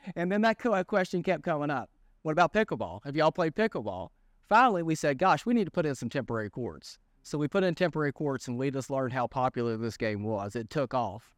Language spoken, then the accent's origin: English; Lewisburg, West Virginia, United States; born and raised in Lewisburg. you know, native Greenbrier County